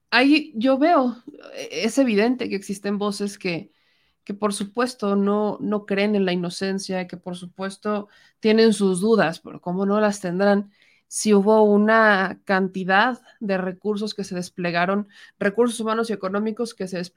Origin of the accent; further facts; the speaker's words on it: Mexico; gente que nace aquí, que crece aquí, que trabaja aquí, que son nuestros somos, paisanos, somos mexicanos